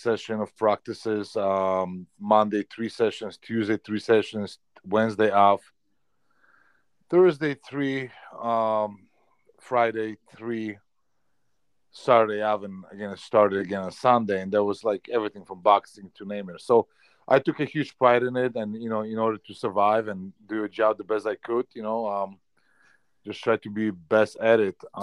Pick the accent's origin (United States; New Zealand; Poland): Poland; English is a second language; moved away as an adult; now in Canada; growing up in Poland, I worked in the Polish mines 3 times a week.